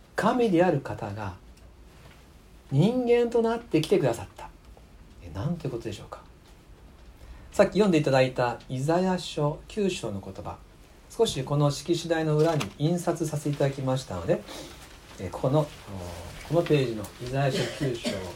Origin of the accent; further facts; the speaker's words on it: Japan; moved away; もともと出身は吉備学区ですので、えー、ここで生まれて育ったんですがしばらく離れていまして去年帰ってきました